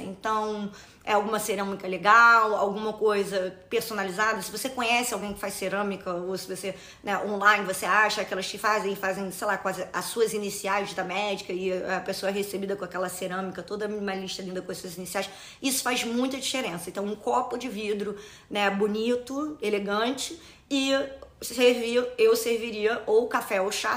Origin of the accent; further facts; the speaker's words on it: Rio de Janeiro, Brazil; eu vou dar o exemplo do Rio de Janeiro, que é né, da minha cidade natal